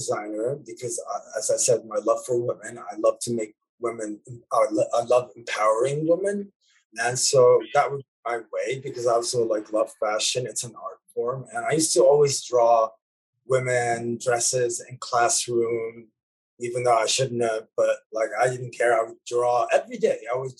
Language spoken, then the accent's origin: English; Lebanon; Yeah, because music saved my life in a way, as a child growing up in Lebanon.